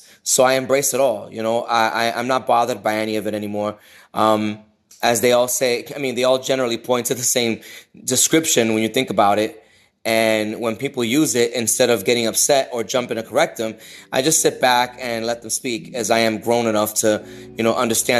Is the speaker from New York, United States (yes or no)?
yes; New York, United States; also born or lived in Boston; I am a Latino, brown, queer person. I am a Puerto Rican from up north. I'm from New York and Boston.